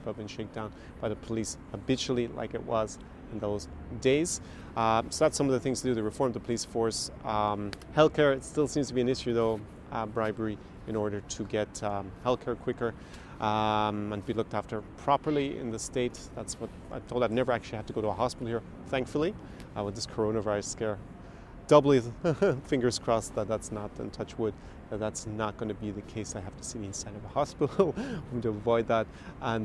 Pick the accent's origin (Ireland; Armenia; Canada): Ireland; now in Ukraine; my experience as an Irishman on Maidan in February 2014